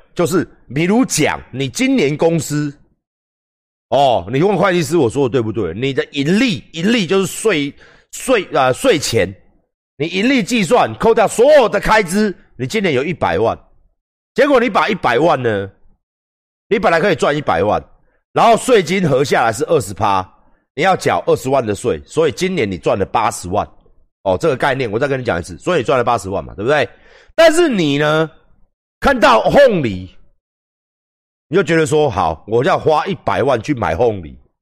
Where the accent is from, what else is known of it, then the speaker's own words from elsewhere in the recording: Taiwan; 我们台湾人